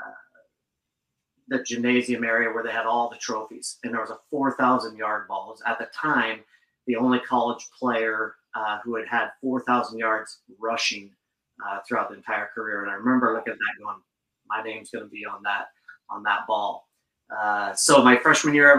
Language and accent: English; Gaston, Oregon, United States; moved away as an adult; now in Bellingham, United States; originally grew up, born and raised in Oregon, and moved out to the sticks to a little tiny town, out southwest of Portland.